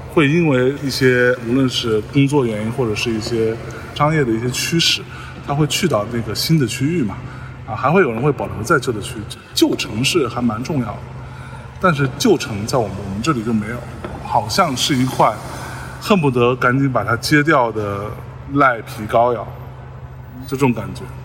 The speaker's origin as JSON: {"language": "Chinese", "town": "Lianyungang", "region": "Jiangsu", "country": "China", "tie": "born or raised there", "moved": "yes", "said": "这次回来才会注意到这件事情。就是我们这儿中秋呢"}